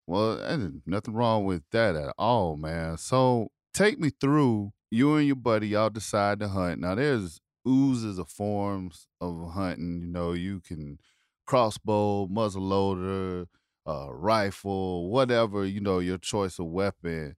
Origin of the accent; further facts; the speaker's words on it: South Carolina, United States; where I grew up in South Carolina